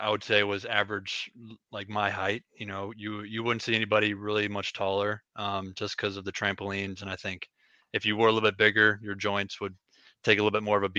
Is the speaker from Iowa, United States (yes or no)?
yes; Ackley, Iowa, United States; moved away as an adult; now in Macomb, United States; I'm from a really small town in Iowa. Ackley, Iowa is the name of it